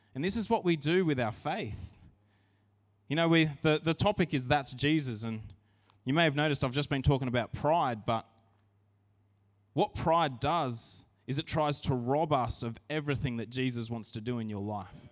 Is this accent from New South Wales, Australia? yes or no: yes; Narrandera, New South Wales, Australia; I grew up in Narandra